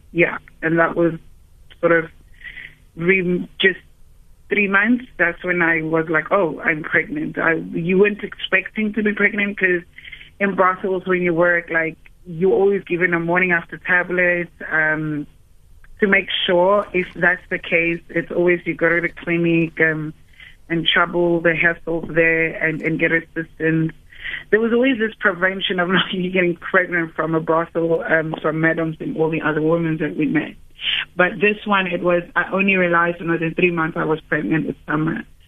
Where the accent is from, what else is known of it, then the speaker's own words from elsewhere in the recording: Cape Town, Western Cape, South Africa; I grew up in Cape Town. Um, I grew up in Woodstock Rogers Street as a very happy kid